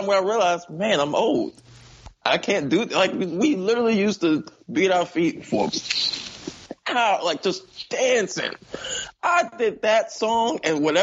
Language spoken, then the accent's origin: English; Capitol Heights, Maryland, United States; also born or lived in Kentland, Maryland; I grew up in Capitol Heights and moved to Kentland.